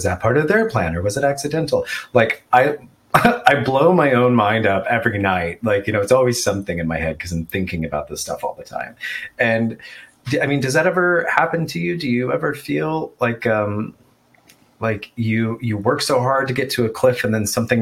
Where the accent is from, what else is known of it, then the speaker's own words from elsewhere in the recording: Texas, United States; I grew up in Texas